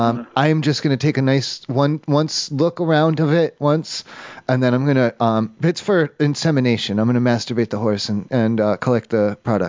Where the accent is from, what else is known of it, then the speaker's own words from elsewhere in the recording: Kentucky, United States; I'm from Kentucky, so I don't know.